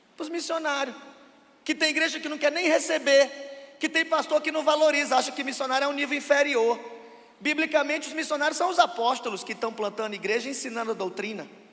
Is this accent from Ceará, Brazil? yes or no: yes; Russas, Ceará, Brazil; Eu sou de Russas, uma cidade a cento e setenta quilômetros de Fortaleza, na região semiárida do Vale do Jaguaribe